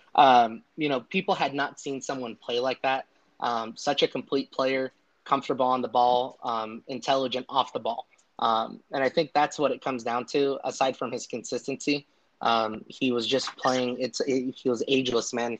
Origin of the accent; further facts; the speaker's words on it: United States; growing up in the United States